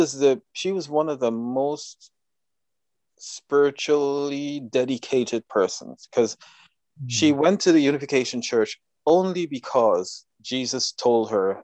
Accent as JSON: {"language": "English", "country": "Guyana", "tie": "born or raised there", "said": "So growing up in Guyana, you are you know, we did nothing else but that."}